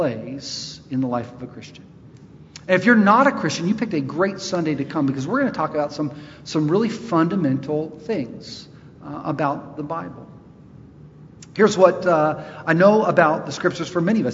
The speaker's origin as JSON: {"language": "English", "town": "Charlotte", "region": "North Carolina", "country": "United States", "said": "I'm from Charlotte, my people"}